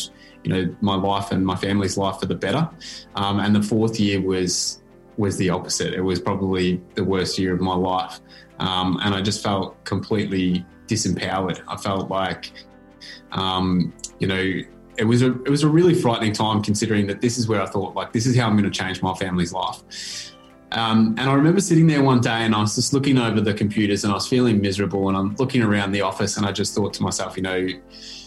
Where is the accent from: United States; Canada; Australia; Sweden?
Australia; Bendigo, Victoria; I grew up in Bendigo, which at the time was a pretty, it was one of the least multicultural towns in the country